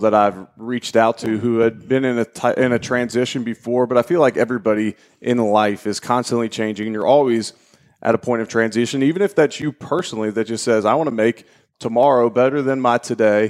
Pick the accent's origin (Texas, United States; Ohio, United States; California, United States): Ohio, United States; Cincinnati; moved away as an adult; I'm originally from Cincinnati, Ohio. Grew up there